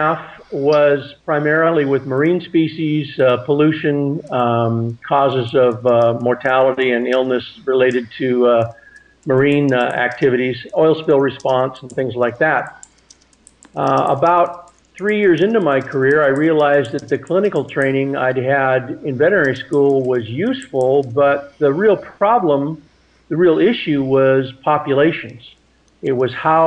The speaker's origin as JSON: {"language": "English", "town": "Seattle", "region": "Washington", "country": "United States", "tie": "born or raised there", "said": "I grew up in Seattle, Washington in the 1960s"}